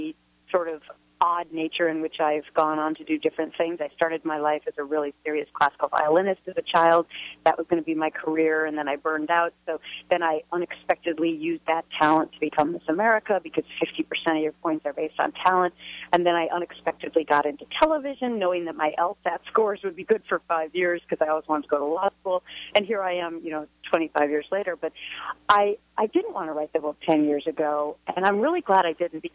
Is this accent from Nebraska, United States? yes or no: no; Minnesota, United States; moved away; I grew up in Minnesota